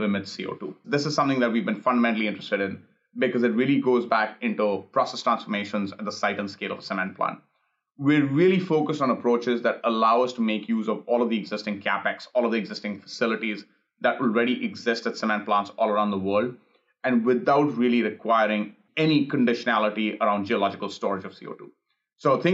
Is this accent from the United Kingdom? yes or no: no; India; now in Los Angeles, United States; I grew up in India